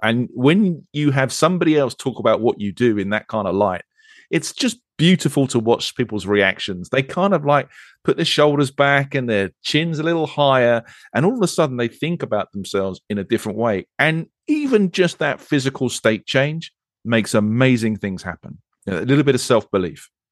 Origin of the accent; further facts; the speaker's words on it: United Kingdom; I'm British